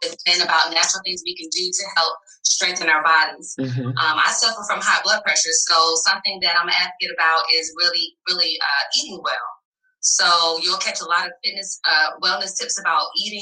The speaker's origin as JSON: {"language": "English", "region": "the South", "country": "United States", "said": "I'm from the South"}